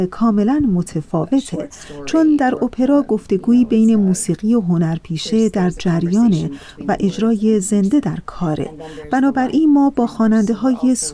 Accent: United States; also born or lived in Iran; ما هر دو ایرانی هستیم خب من در ایران به دنیا اومدم اما در آمریکا بزرگ شدم ولی به ایران سفر کردم

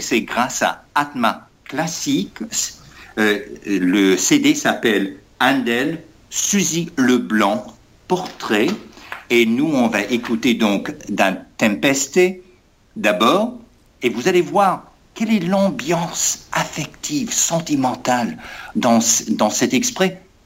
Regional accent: United States; also born or lived in Berkeley, California; en tant qu'Américain, ancien de l'Université de Californie à Berkeley

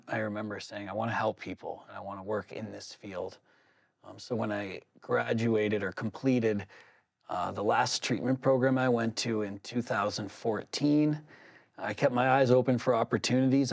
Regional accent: Southern New Hampshire, United States; growing up in Southern New Hampshire

